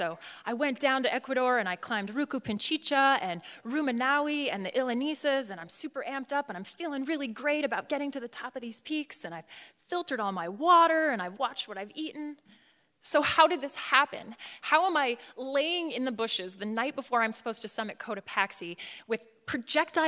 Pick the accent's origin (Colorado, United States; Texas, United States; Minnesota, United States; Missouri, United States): Colorado, United States; I'm from Colorado